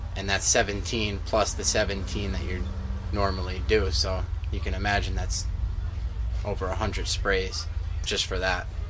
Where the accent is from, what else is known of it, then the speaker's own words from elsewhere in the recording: Milton, New York, United States; Milton, New York